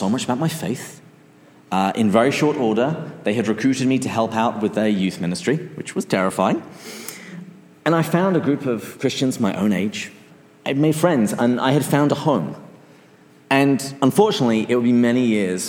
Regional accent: England, United Kingdom; moved away; where I came from other than just England

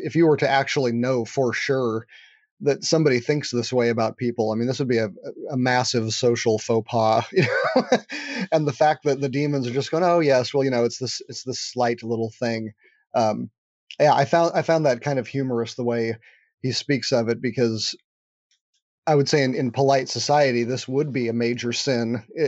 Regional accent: California, United States; You know, I'm a Californian, so I don't have an accent, so I would say you can probably trust that one.

